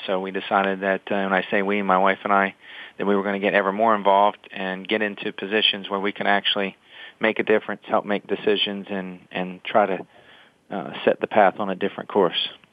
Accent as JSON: {"language": "English", "town": "Salisbury", "region": "Maryland", "country": "United States", "tie": "born or raised there", "moved": "as an adult", "lives_now": "Delaware, United States", "said": "I grew up in in the Salisbury, Maryland area"}